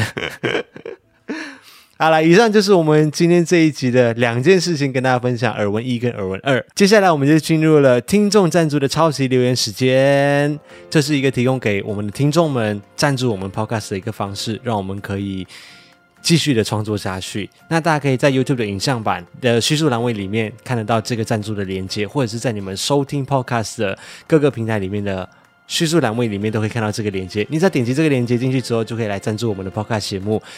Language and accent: Chinese; Malaysia; now in Taiwan; 我是马来西亚人